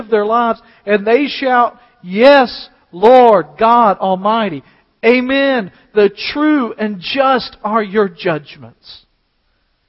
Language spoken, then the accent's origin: English; United States; as American Christians today who have very little persecution